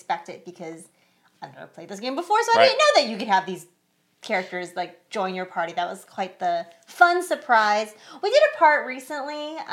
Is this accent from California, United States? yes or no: yes; San Francisco Bay Area, California, United States; We are from the San Francisco Bay Area